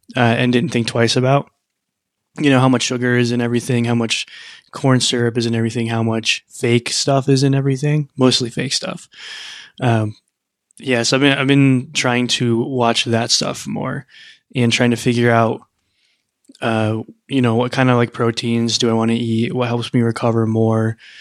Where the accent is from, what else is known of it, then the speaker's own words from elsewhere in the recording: Midwest, United States; I grew up in the Midwest